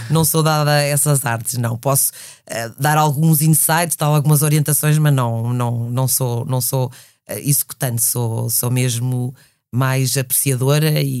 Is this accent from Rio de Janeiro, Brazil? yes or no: no; Belém, Pará, Brazil; born there; E eu nasci na Amazónia, nasci em Belém do Pará.